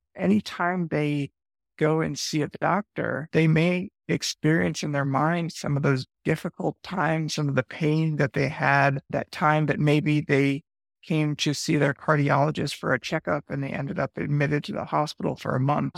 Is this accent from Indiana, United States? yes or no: no; Westchester, New York, United States; moved away as an adult; now in New Orleans, United States; I grew up for the first 21 years of my life in Westchester, New York, which is a suburb of New York City